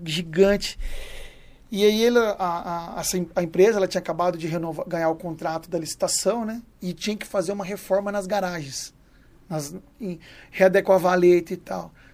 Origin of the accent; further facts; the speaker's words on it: Mato Grosso, Brazil; now in São Paulo, Brazil; Eu morava na, no Mato Grosso, nascido e criado no Mato Grosso, lá morava, era, morava na fazenda com meus pais